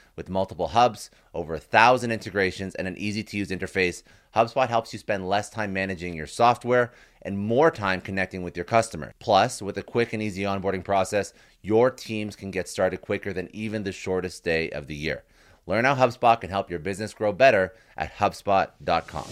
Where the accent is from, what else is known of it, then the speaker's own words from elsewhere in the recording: Canada; I'm Canadian